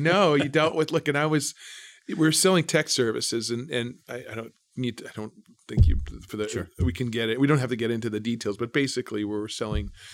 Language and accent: English; Manitoba, Canada; moved away as an adult; also born or lived in Brandon, Manitoba; now in Toronto, Canada; I'm from coming from Manitoba